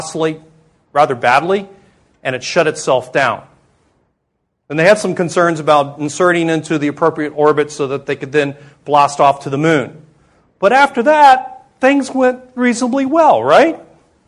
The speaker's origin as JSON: {"language": "English", "region": "South Florida", "country": "United States", "tie": "born or raised there", "said": "I grew up in South Florida. So I spent my formative years growing up on the Gold Coast"}